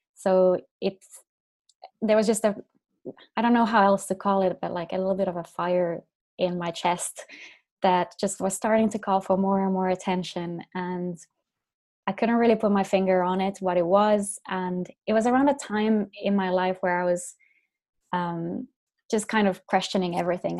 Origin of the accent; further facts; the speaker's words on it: Finland; now in Dublin, Ireland; I'm from Finland originally.